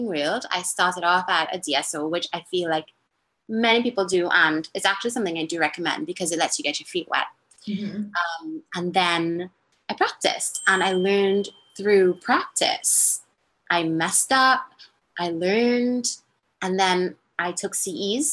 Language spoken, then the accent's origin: English; Trinidad & Tobago; moved away as an adult; also born or lived in Massachusetts; now in United States; I'm born and raised in Trinidad, Trinidad and Tobago